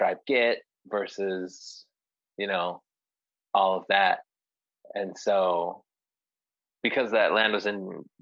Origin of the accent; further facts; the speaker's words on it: Ely, Nevada, United States; now in Las Vegas, United States; I'm from Ely, Nevada. It's a tiny little town in Nevada